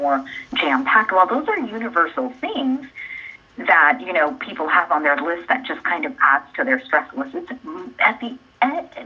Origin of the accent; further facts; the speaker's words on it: Danville, Illinois, United States; my childhood nickname from where I grew up in Danville, Illinois.